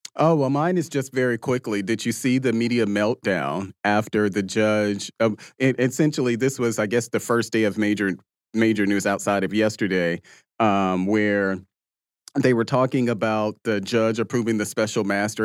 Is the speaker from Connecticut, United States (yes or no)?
no; Jackson, Mississippi, United States; I'm from Mississippi and I grew up around guns